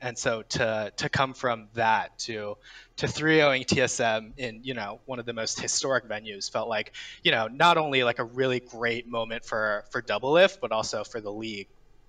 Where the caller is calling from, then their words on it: New York City, New York, United States; New York City, New York.